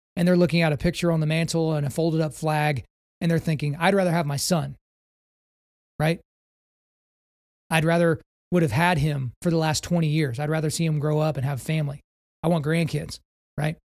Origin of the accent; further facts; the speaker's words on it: United States; As an American